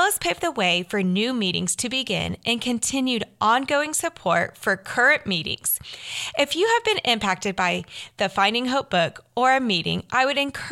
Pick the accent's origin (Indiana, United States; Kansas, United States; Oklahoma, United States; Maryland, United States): Kansas, United States; Derby; Derby, Kansas, which is my hometown